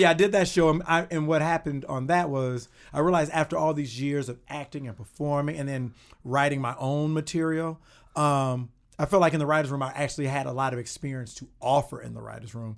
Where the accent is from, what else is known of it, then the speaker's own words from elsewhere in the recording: Kankakee, Illinois, United States; moved away as an adult; also born or lived in Los Angeles; I'm from Il-, small town Illinois called Kankakee, which is outside